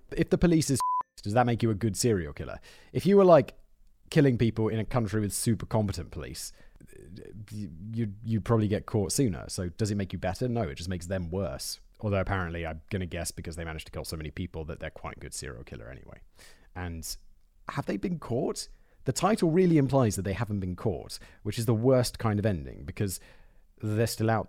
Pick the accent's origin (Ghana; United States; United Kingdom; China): United Kingdom; because she's Czech, I'm British, and our kids, we raised to speak both languages.